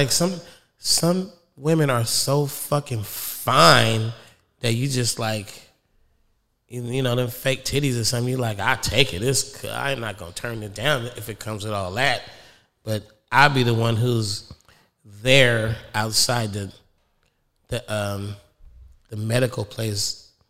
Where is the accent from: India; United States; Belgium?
United States; California; I'm from the Bay.